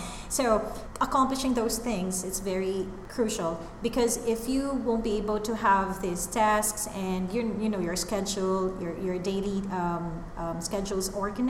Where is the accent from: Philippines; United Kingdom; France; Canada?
Philippines; being a Filipino